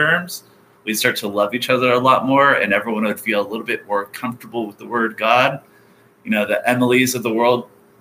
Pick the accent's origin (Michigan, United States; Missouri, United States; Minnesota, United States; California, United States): California, United States; Orange County; growing up in Orange County